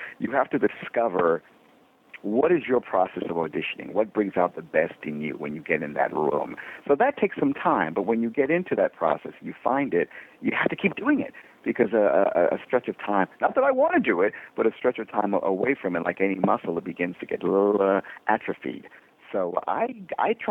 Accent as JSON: {"language": "English", "town": "New York City", "region": "New York", "country": "United States", "tie": "born or raised there", "said": "raised two boys in Brooklyn, New York"}